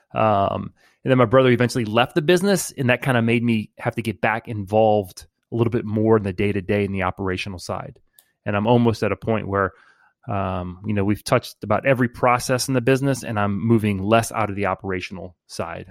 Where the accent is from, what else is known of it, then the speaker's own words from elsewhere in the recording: New Orleans, Louisiana, United States; from New Orleans, born and raised in the 504